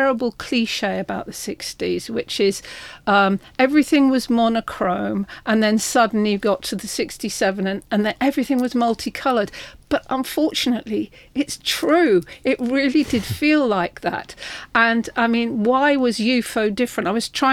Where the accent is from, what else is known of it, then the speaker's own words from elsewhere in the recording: London, United Kingdom; I was from Putney